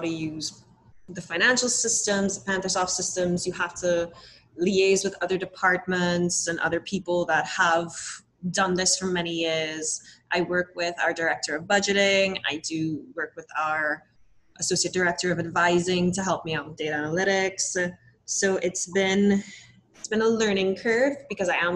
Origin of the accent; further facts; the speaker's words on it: Trinidad & Tobago; moved away as an adult; I'm born and raised in the lovely Twin Island Republic of Trinidad and Tobago